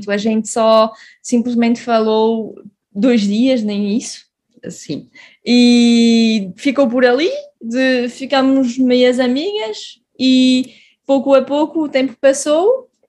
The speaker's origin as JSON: {"language": "Portuguese", "region": "Grand Est", "country": "France", "tie": "born or raised there", "also_born_or_lived": "Portugal", "moved": "as an adult", "lives_now": "Switzerland", "said": "nasci em Portugal, mas vivi quase a minha vida toda em França, cresci lá. Eh, na zona de Mulhouse-Strasbourg, que é na Alsácia. Depois vivi na Suíça também durante dois anos"}